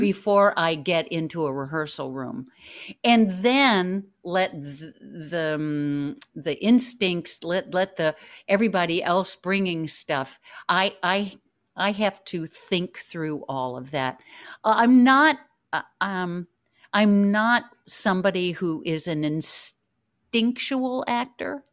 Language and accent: English; New York, United States; the New Yorker I am